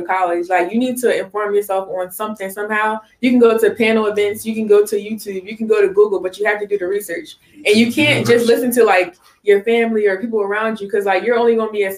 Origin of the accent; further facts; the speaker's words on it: Salem, New Jersey, United States; I have a beauty supply in Salem. Just something from my hometown